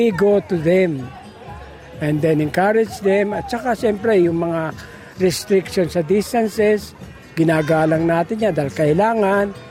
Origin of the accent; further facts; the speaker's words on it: Philippines; now in Melbourne, Australia; bumabalik sa akin yung kabataan ko sa Pilipinas.